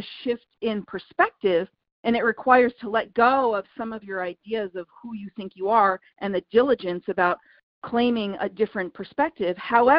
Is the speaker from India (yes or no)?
yes; India; So I'm very familiar with your work because I'm from India.